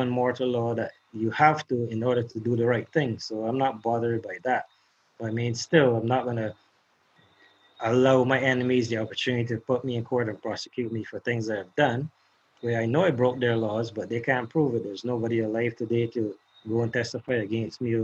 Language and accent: English; Barbados; repatriate me back to Barbados